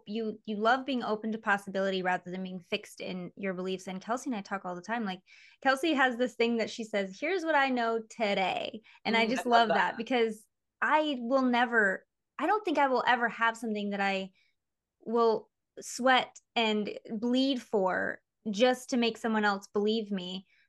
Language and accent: English; Michigan, United States; moved away as an adult; but even like me before I became a mom, and me before I moved to freaking LA when I was 20, growing up in Michigan, it's so far.